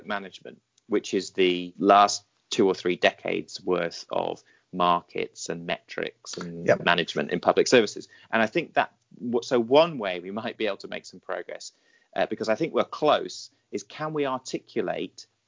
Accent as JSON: {"language": "English", "country": "United Kingdom", "said": "I'm British"}